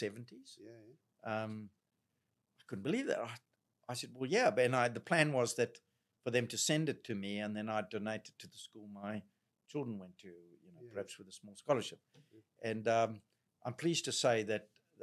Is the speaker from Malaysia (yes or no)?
no; Zimbabwe; moved away; they hear my accent, oh, you're from South Africa. I'm Zimbabwean